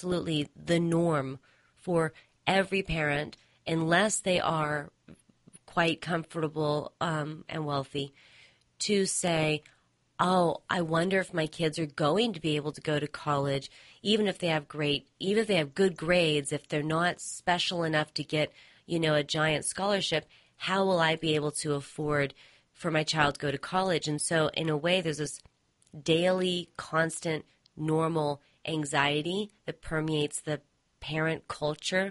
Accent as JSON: {"language": "English", "country": "United States", "said": "my sense as an American"}